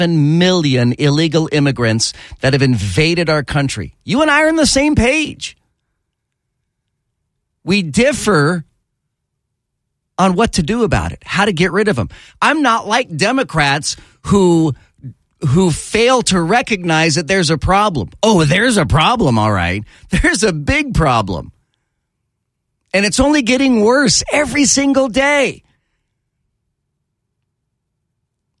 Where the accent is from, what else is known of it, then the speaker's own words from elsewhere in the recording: Texas, United States; moved away; I grew up in Texas